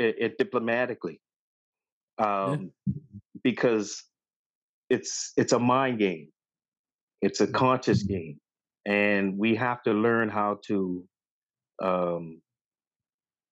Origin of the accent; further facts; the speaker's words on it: Halifax, Nova Scotia, Canada; now in Toronto, Canada; growing up in Halifax